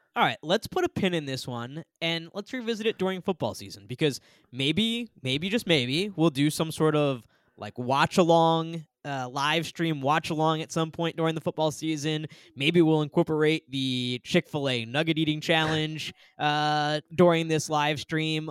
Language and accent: English; Northeast, United States; growing up in the Northeast